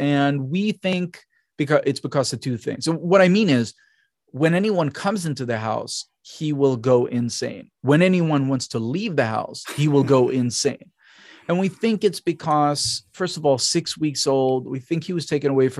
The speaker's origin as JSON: {"language": "English", "country": "Israel", "said": "I'm from Israel. There were right. a lot of street cats there."}